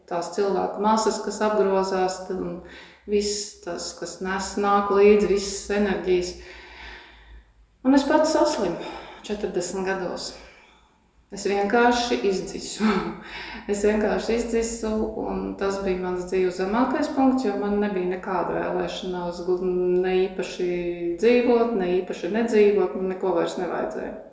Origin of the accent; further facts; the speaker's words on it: Kurzeme, Latvia; Tipisks kurzemnieks un ļoti sīksts.